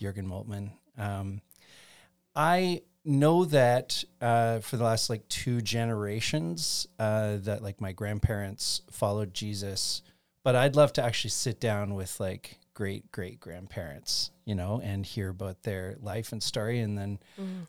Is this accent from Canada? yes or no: yes; Chatham, Ontario, Canada; I grew up in Chatham, Ontario